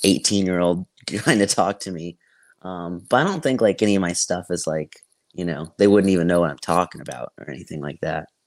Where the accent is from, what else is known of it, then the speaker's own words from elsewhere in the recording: Tampa, Florida, United States; also born or lived in Greenville, South Carolina; I'm from Tampa